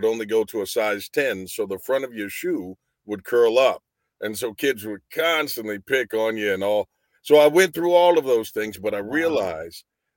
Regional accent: Anderson, Indiana, United States; I'm from Indiana, from Anderson, Indiana. I was born and raised here

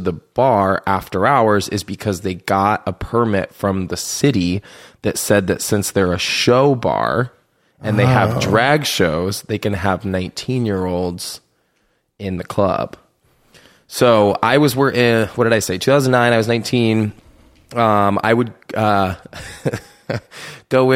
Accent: Iowa, United States; I'm from Iowa

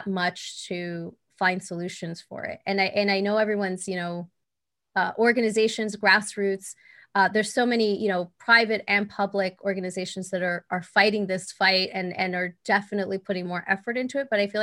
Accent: El Salvador; moved away; I'm from El Salvador originally. Mm-hmm. I was born there

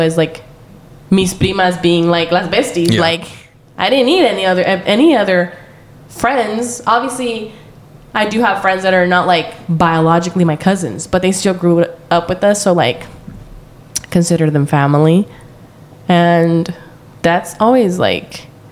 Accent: Central Valley, California, United States; growing up in the Central Valley, like we all lived in the country and we all rode the bus

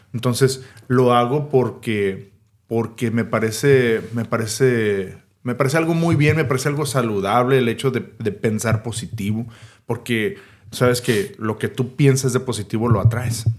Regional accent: Mexico; Nosotros como mexicanos

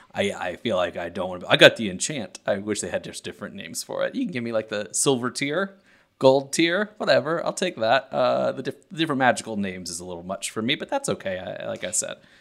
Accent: Western Kentucky, United States; I'm from Western Kentucky

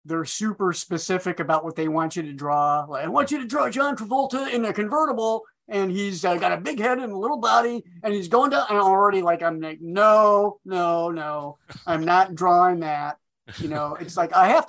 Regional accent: Iowa, United States; moved away as an adult; also born or lived in Minneapolis; I'm from Iowa.

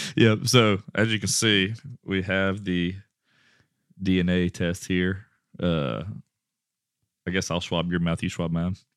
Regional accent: Westlake, Louisiana, United States; I'm from Westlake, Louisiana

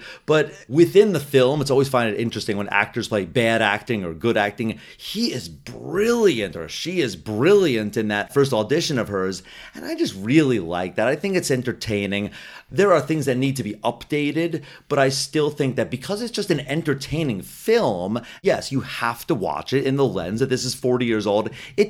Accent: New Jersey, United States; Hey, I'm from Jersey.

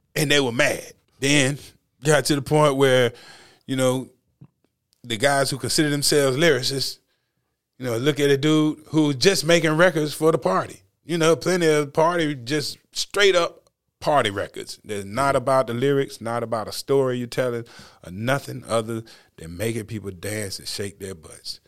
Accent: North Carolina, United States; we're from North Carolina

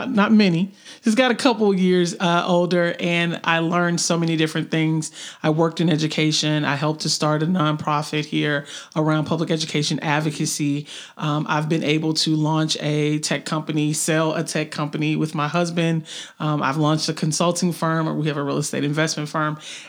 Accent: Memphis, Tennessee, United States; moved away as an adult; now in Chattanooga, United States; I'm not a Chattanooga native. I'm actually from Memphis, but I've been in Chattanooga for roughly 15 plus years.

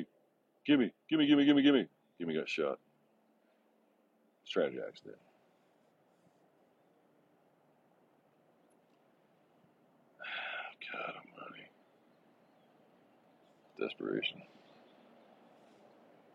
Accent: Texas, United States; moved away as an adult; now in Ringgold, United States; born and raised in Texas, man. I've been a Texas resident all my life until now

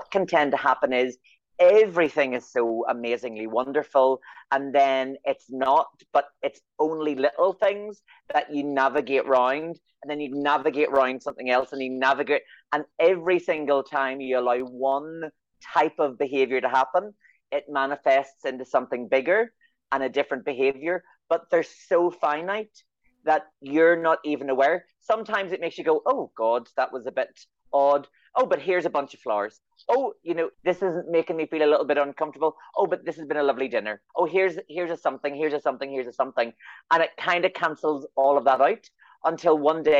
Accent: Northern Ireland, United Kingdom; I'm from Northern Ireland

